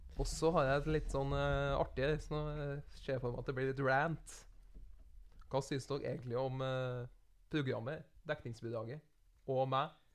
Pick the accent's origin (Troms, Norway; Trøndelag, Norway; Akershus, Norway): Trøndelag, Norway; Namsos; also born or lived in Drammen, Norway; jeg er trønder nå, men jeg er født på Østlandet.